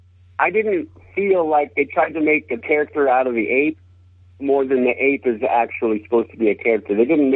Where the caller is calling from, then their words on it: Hemet, California, United States; Oh, okay. … I'm calling from Hemet, Southwest Riverside County.